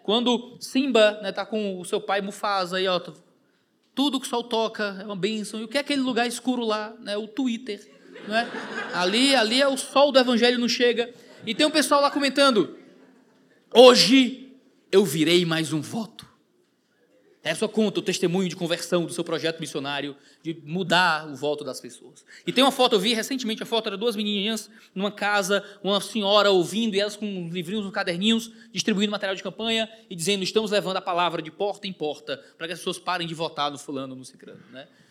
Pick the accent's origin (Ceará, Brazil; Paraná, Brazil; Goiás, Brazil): Ceará, Brazil; moved away; A gente fala, sempre fala, ah, lá no meu país, Ceará, né? A gente costuma falar assim, lá no meu país, Ceará, né?